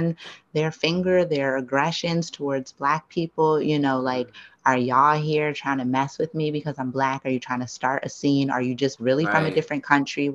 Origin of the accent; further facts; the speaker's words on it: East Coast, United States; now in Los Angeles, United States; I'm from the East Coast